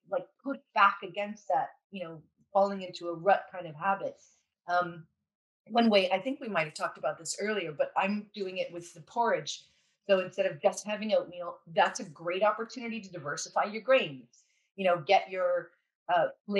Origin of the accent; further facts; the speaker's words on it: California, United States; I'm from California